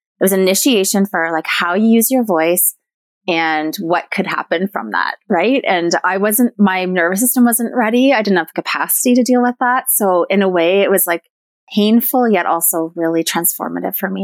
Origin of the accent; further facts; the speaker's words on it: Newmarket, Ontario, Canada; also born or lived in Cape Croker First Nation; I was raised in Newmarket, Ontario